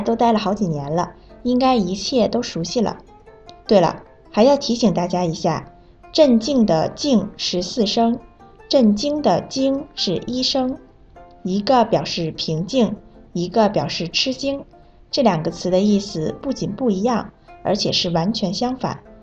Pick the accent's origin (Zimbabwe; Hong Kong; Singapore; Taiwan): Zimbabwe; Chinese is a second language; now in China; 我是来自津巴布韦的